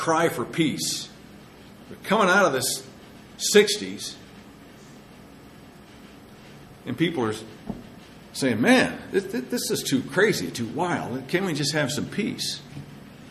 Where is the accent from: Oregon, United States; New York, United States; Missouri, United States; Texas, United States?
Oregon, United States; Madras; my hometown of Madras